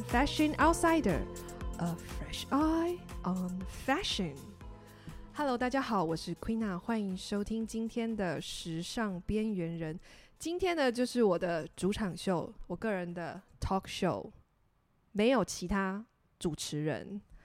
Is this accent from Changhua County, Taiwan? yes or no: no; Tainan, Taiwan; 感谢我的家乡，台南，我们的古都